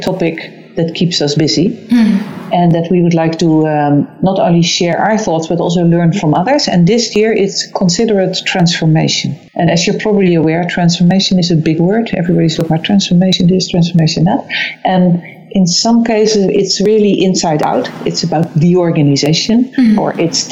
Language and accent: English; Amsterdam, North Holland, Netherlands; also born or lived in London; I'm originally from Amsterdam. That's where I am at the moment.